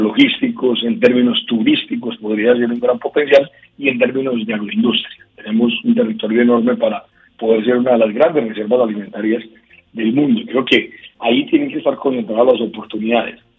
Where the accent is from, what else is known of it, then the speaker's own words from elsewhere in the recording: Colombia; los colombianos vivimos muy molestos